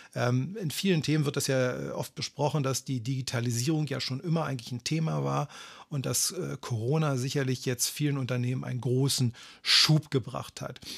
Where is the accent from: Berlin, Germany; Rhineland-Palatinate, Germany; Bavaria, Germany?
Berlin, Germany; also born or lived in Kramsach, Tyrol, Austria; ich bin mit vier Jahren aus einem kleinen Dorf in Tirol, äh, namens Kramsach nach Berlin gekommen